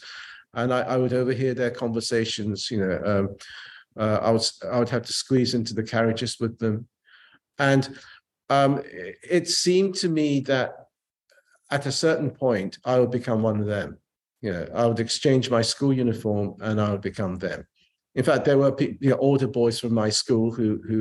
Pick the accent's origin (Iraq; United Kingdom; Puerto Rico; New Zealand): United Kingdom; England; also born or lived in Japan; I was a Japanese kid growing up in England.